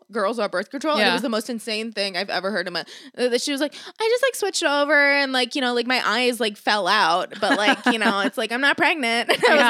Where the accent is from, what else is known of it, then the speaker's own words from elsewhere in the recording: Florida, United States; I grew up in Florida.